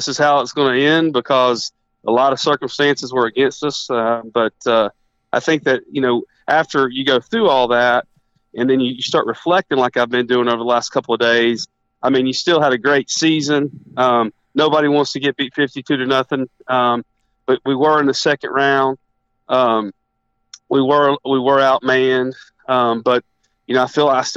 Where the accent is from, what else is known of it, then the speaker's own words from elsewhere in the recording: East Tennessee, United States; we're both from East Tennessee.